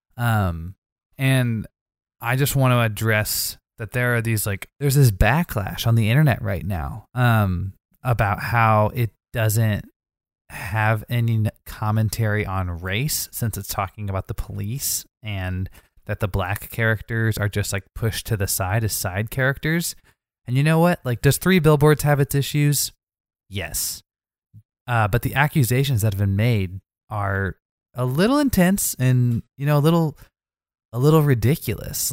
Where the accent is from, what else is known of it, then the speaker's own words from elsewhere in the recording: Missouri, United States; I'm from Missouri